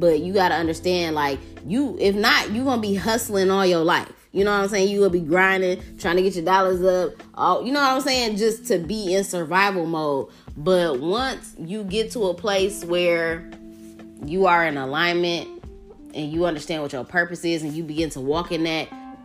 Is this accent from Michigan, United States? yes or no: yes; Detroit, Michigan, United States; I'm from Detroit. Every nigga from Detroit got hustle in their blood